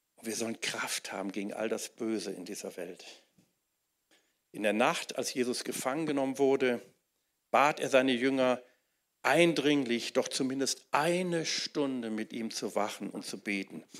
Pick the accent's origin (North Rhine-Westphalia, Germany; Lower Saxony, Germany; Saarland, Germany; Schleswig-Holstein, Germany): North Rhine-Westphalia, Germany; Wuppertal; in Wuppertal, wo ich aufgewachsen bin